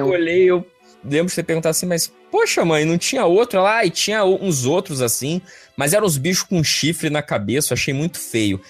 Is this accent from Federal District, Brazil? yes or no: no; Vitória, Espírito Santo, Brazil; Eu, quando eu era criança lá em, em Vitória Espírito Santo